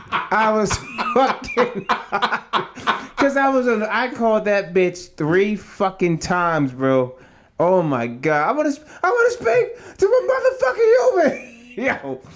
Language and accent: English; Oregon, United States